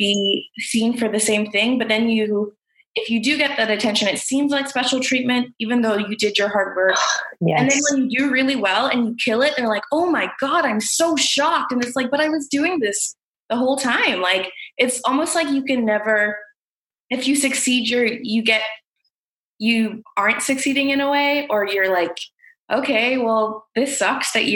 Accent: United States; I am from South India, so South Asian. I'm a second gen immigrant. So my parents arrived about 2 months before I was born in the US

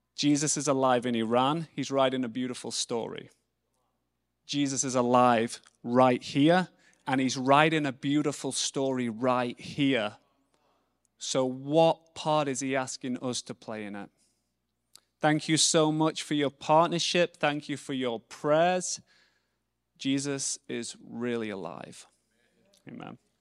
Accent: England, United Kingdom; I'm English

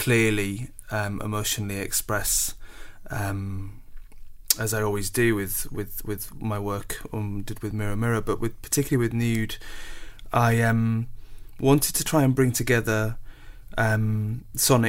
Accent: Scarborough, Yorkshire and the Humber, United Kingdom; moved away; growing up in Scarborough, it's a really wonderful place

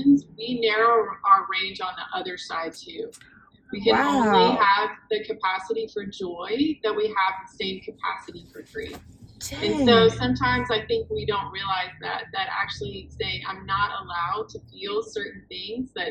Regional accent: Houston, Texas, United States; moved away; I grew up in Texas.

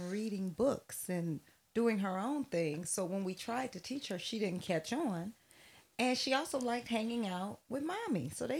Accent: Bellwood, Illinois, United States; born or raised there

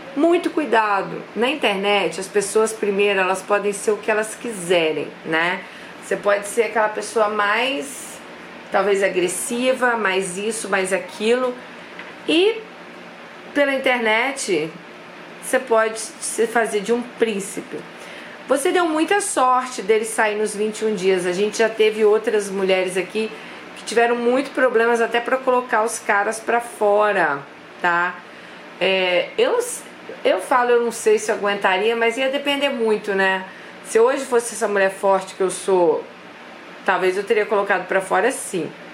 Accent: Brazil; a gente é brasileira

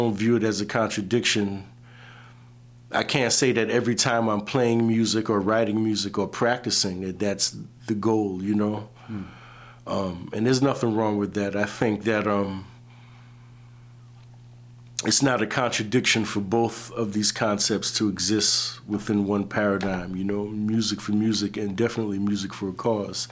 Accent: New York City, New York, United States; growing up in the Brooklyn area

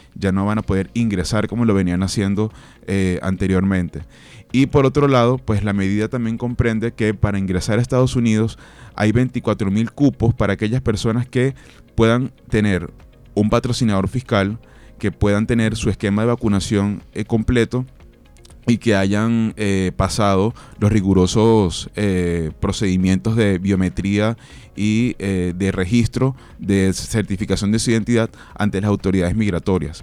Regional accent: Venezuela; also born or lived in Colombia; now in Barranquilla, Colombia; somos venezolanos, pero también somos colombianos, personas que hemos retornado a nuestro país. En mi caso soy hijo de padres colombianos que vieron hace 45 años la oportunidad en Venezuela

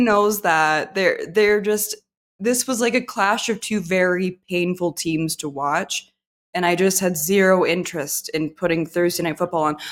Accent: Canada; I was alive in the eighties as a Canadian infant

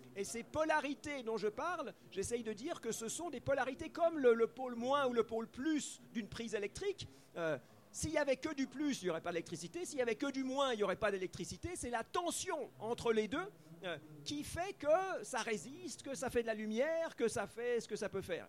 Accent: Switzerland; moi je suis suisse, je ne suis pas français

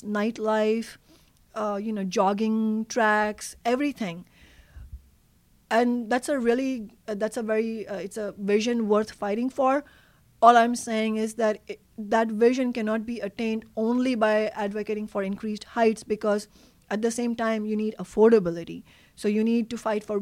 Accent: Mumbai, Maharashtra, India; now in Seattle, United States; I grew up in Mumbai.

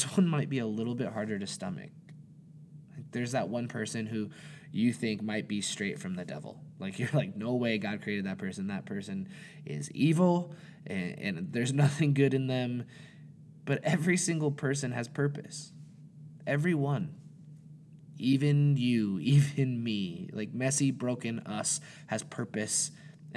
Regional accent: Montana, United States; I was born and raised in Montana

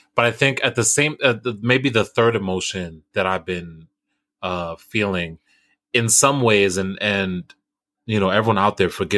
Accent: United States; At the end of the day, I'm still American.

